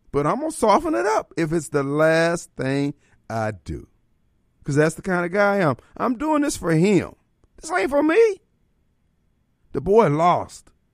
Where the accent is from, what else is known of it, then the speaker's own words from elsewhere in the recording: Decatur, Illinois, United States; also born or lived in Joliet, Illinois; my hometown, Decatur, Illinois, and then where I went to high school in Joliet